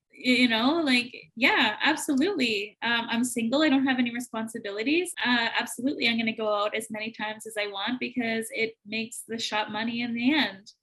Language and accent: English; Manitoba, Canada; I'm from Manitoba